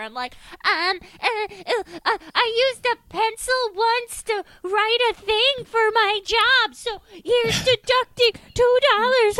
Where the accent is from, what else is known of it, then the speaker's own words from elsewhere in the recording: Long Island, New York, United States; when I was growing up on Long Island